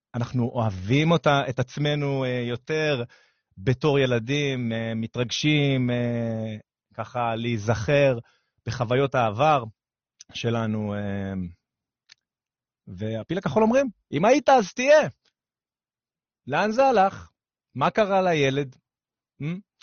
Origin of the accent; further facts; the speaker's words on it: Ashkelon, Southern District, Israel; moved away; אני אשקלוני במקור, עיר קטנה בדרום על הים